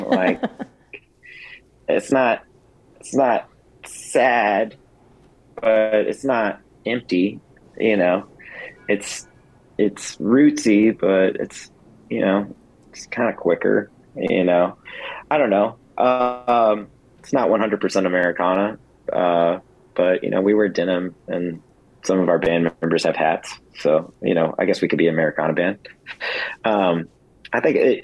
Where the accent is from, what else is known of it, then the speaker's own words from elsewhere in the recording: Fort Worth, Texas, United States; also born or lived in Dallas; I am from Fort Worth, which is called Cowtown.